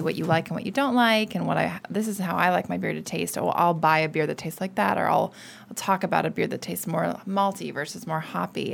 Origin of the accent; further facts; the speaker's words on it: United States; moved away as an adult; now in Paris, France; as an American